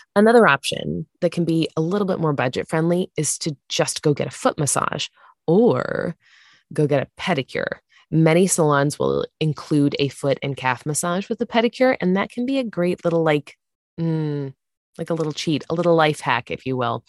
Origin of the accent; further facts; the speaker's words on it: Santa Barbara, California, United States; I grew up in Santa Barbara